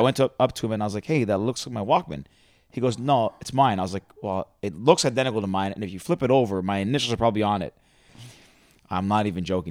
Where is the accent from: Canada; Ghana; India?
Canada; Mississauga, Ontario; I grew up in Mississauga.